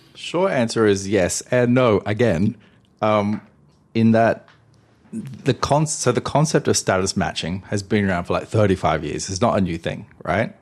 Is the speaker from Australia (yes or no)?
yes; Australia; I'm Australian